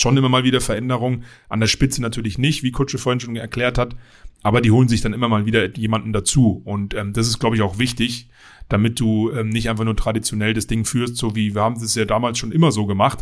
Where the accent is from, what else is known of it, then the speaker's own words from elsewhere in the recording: Berlin, Germany; moved away as an adult; also born or lived in Dingolfing, Bavaria; now in Bavaria, Germany; ich bin eigentlich Dingolfinger, aber in Berlin aufgewachsen